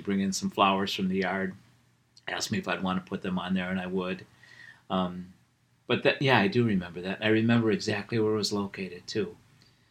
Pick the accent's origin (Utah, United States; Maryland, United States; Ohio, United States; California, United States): Ohio, United States; Wickliffe; I grew up in Wycliffe